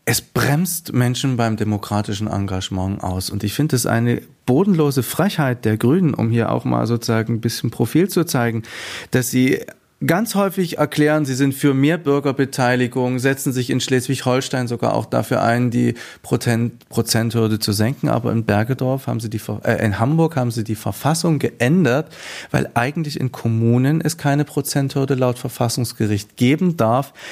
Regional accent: Afghanistan; gemacht und wie hat sich Afghanistan entwickelt. Und auf einmal merken die Leute, eh, das ist wichtig, wo ich herkomme

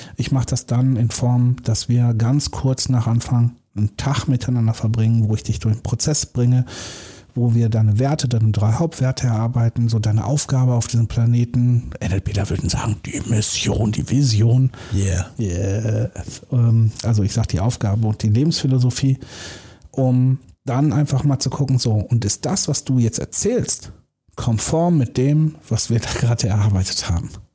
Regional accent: Germany; Wir Deutschen

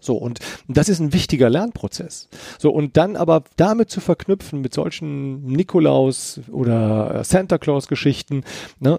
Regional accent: Eifel, Germany; ich bin ja in, in der Eifel groß geworden

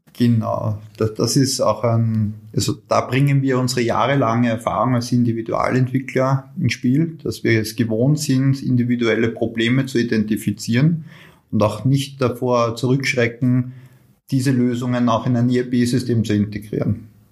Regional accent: Austria; bei uns in Österreich

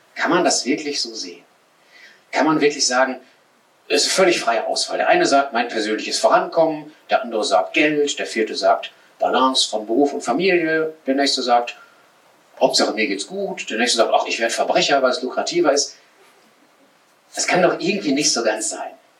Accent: Sauerland, North Rhine-Westphalia, Germany; in der Nähe meiner Heimat im Sauerland, da so ein Mittelgebirge

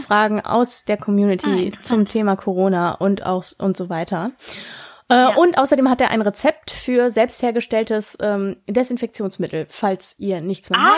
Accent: Ruhr area, North Rhine-Westphalia, Germany; bei uns im Ruhrgebiet

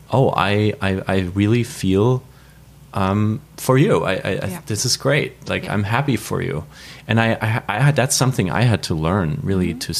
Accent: New York City, New York, United States; But I also have to say, in my everyday, all day life as a New Yorker, out on the streets, wherever I go in this country, it makes things a lot easier.

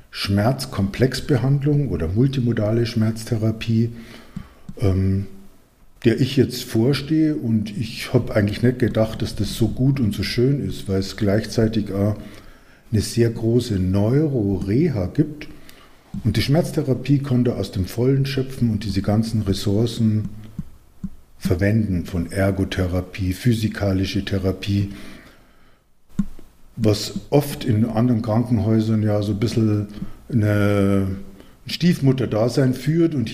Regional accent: Munich, Bavaria, Germany; ich komme ja eigentlich aus München und hier bin ich jetzt in Unterfranken und das sind doch 300 Kilometer dazwischen

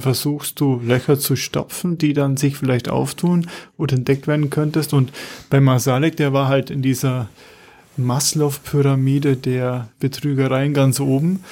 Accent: Munich, Bavaria, Germany; als Münchner

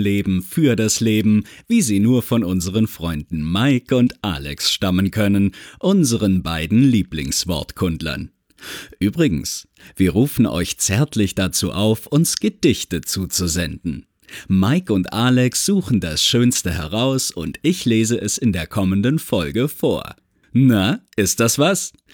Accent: Querfurt, Saxony-Anhalt, Germany; born or raised there; now in Halle, Germany

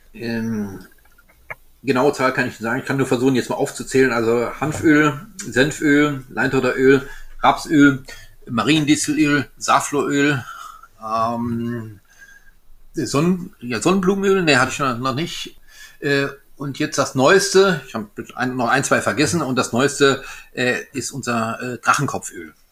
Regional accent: Alsace, Grand Est, France; ich bin Elsässer

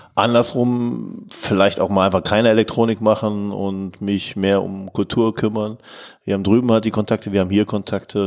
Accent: Germany; als Deutscher

